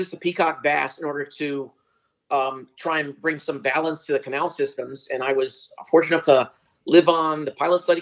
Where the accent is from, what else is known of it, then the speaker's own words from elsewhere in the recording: New England, United States; moved away as an adult; also born or lived in Indiana, United States; now in South Florida, United States; I grew up in New England